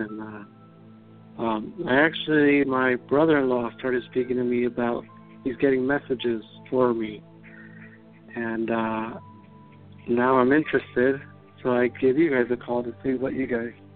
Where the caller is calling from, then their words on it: Southern California, United States; I'm calling from Southern California